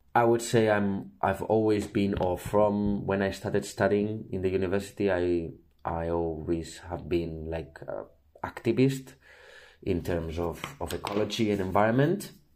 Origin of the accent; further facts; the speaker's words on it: Barcelona, Catalonia, Spain; I'm from Barcelona